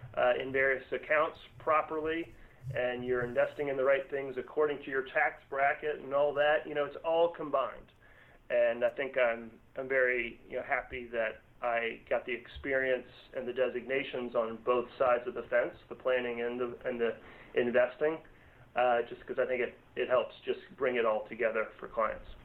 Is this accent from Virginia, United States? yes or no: yes; Northern Virginia, United States; born and raised in Northern Virginia